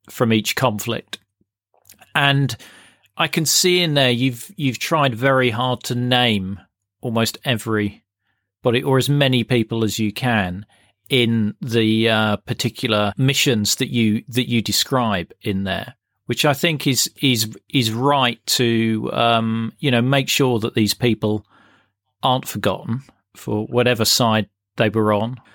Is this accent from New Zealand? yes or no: yes; New Zealand; I'm from New Zealand. I was in the British Army in Germany when the Berlin Wall came down